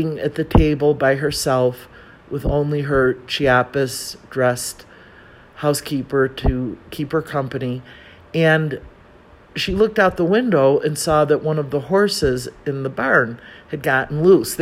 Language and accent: English; Chicago, Illinois, United States; moved away as an adult; now in Mexico City, Mexico; I grew up in Chicago